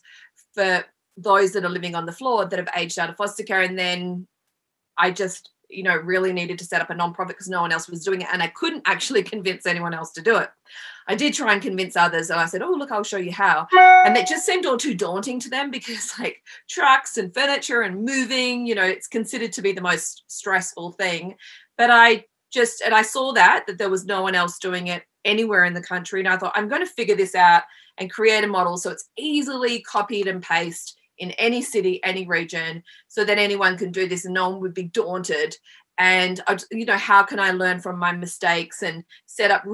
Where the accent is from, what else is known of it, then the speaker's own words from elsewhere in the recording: Australia; moved away as an adult; now in Los Angeles, United States; I'm Australian and I've been here about 20 years